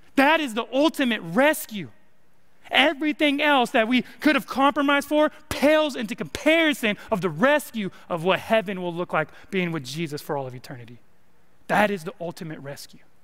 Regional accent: California, United States; now in Arkansas, United States; I'm from California, and we have a saying in California

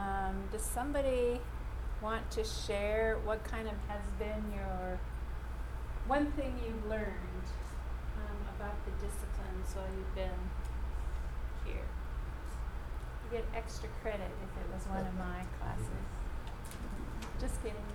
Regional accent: Saskatchewan, Canada; when I was probably 7 or 8, we lived in Saskatchewan. I'm a Canadian

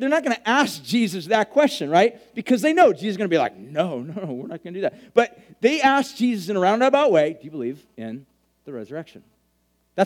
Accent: Huntington Beach, California, United States; I grew up in Huntington Beach

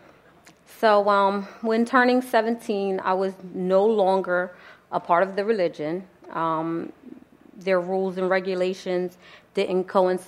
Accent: New Jersey, United States; also born or lived in Philadelphia, Pennsylvania; I was born in Philadelphia, Pennsylvania, but raised in New Jersey

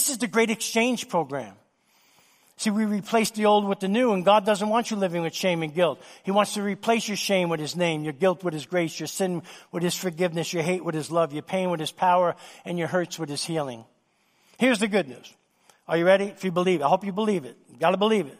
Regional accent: New York City, New York, United States; Since I was a little boy growing up in New York City

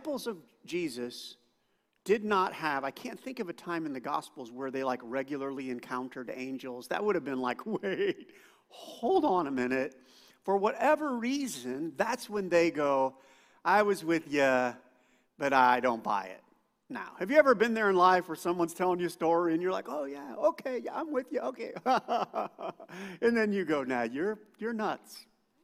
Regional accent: United States; I grew up thinking I was a Christian because I was an American.

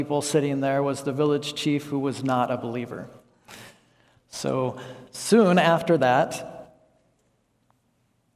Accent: United States; moved away as an adult; also born or lived in Laos; I'm an American

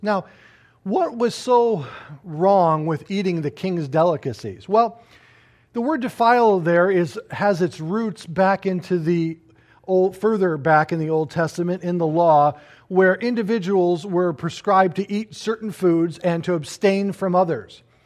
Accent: United States; I look at myself as an American citizen

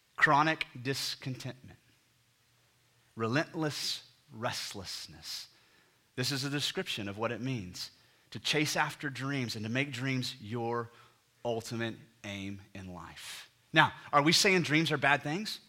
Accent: United States; we're all Americans, and so we grew up in a culture and society that the very D N A of the ethos of American culture is dreaming

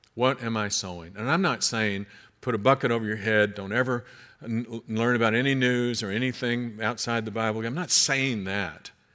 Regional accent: United States; also born or lived in Kentucky / Georgia; I'm from Kentucky and Georgia

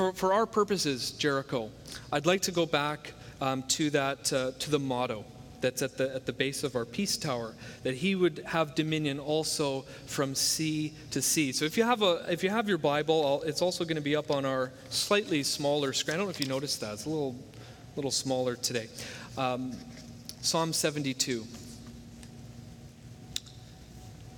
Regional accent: Hamilton, Ontario, Canada; it's from my hometown

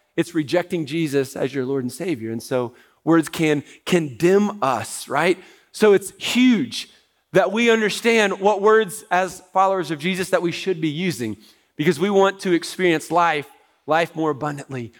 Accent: United States; as Americans

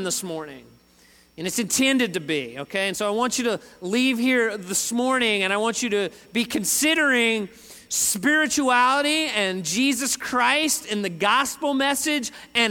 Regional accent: Northeast, United States; moved away; I'm from the Northeast

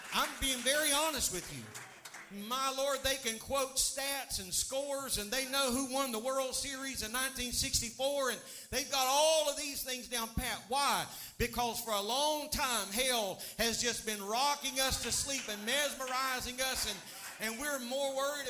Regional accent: United States; I am an American

